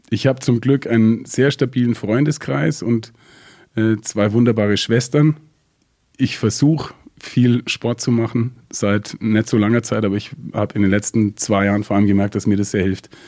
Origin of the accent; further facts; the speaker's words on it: Augsburg, Bavaria, Germany; ich bin aufgewachsen in Süddeutschland in einem kleinen Kaff, das gerade noch so Stadtteil von Augsburg ist.